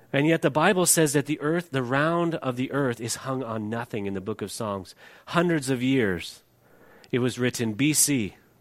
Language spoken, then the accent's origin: English; California, United States; moved away as an adult; I'm from California